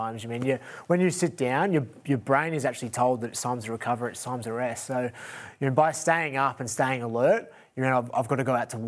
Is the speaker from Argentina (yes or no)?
no; Melbourne, Victoria, Australia; where I grew up in Melbourne, Lurdale